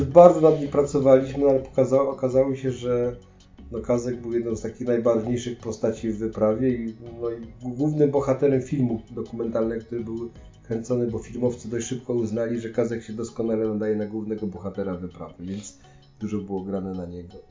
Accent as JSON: {"language": "Polish", "country": "Poland", "said": "jesteśmy z Polski"}